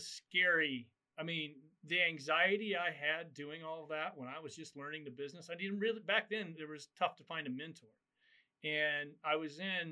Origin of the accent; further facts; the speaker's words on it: Nebraska, United States; moved away; I'm from Nebraska, and I always take, go home on Christmas, and then I always go to the hometown rodeo.